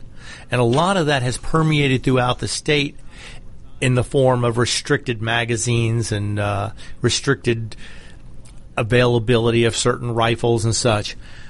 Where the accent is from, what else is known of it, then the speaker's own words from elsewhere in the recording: Georgia, United States; In my home state of Georgia